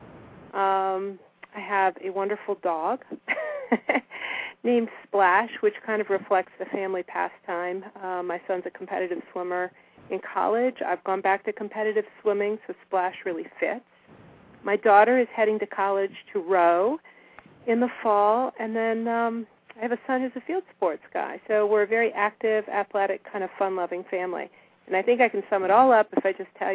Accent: United States; I grew up in Washington

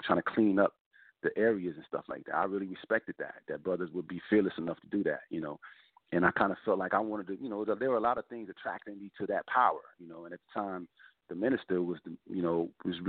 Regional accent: Brockton, Massachusetts, United States; moved away as an adult; also born or lived in Washington, D.C.; I grew up in Brockton, Massachusetts, my teenage years.

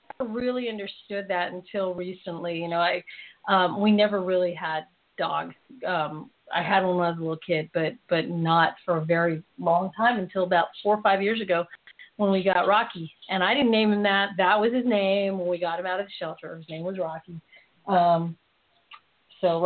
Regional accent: Philippines; I'm Filipino

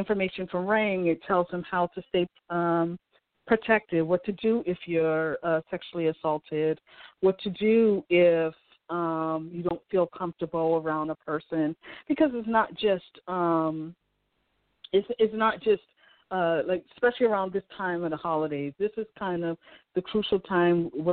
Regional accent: Boston, Massachusetts, United States; I grew up in Dorchester, Massachusetts, which is the inner city

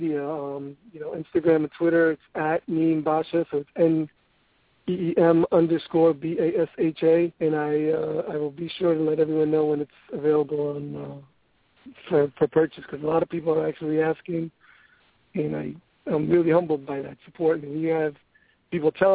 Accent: New York City, New York, United States; I'm from Brooklyn

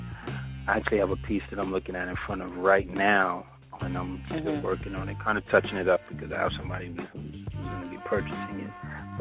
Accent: New York City, New York, United States; also born or lived in Harlem, New York; I was born in Presbyterian Hospital. You know, my family was down here. I was raised in the Bronx.

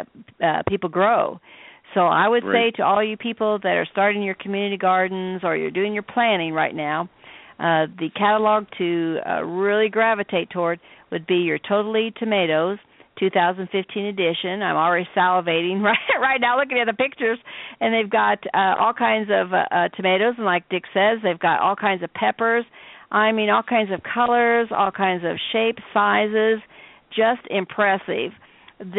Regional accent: Midwest, United States; I'm from the Midwest

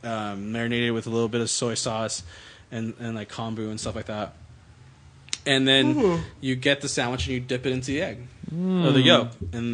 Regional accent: Pico Rivera, California, United States; I grew up in Pico Rivera.

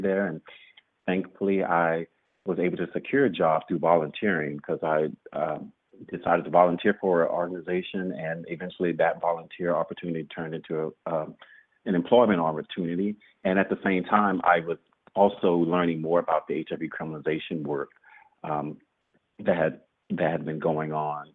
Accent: Shreveport, Louisiana, United States; moved away; Louisiana is my home state, but Lake Charles is not where I'm from. I'm from Shreveport, which is 3 hours northwest of the state

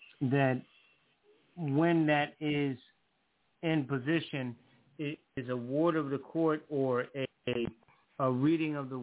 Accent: Connecticut, United States; now in North Carolina, United States; my hometown, Connecticut, I live in North Carolina now

